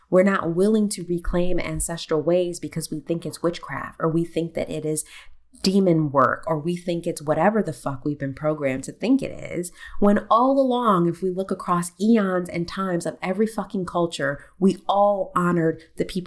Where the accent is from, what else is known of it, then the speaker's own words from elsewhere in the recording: United States; I am American. I am an American